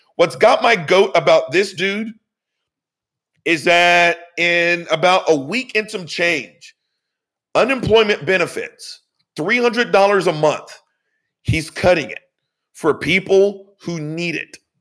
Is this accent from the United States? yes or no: yes; Louisiana, United States; we're all from Louisiana